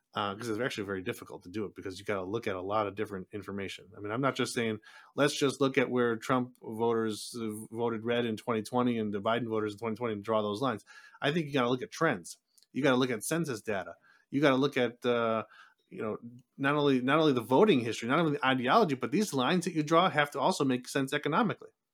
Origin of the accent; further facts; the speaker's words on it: Buffalo, New York, United States; moved away as an adult; also born or lived in San Diego, California / Saint Petersburg, Russia; I was born in New York, I grew up in Buffalo, I moved to California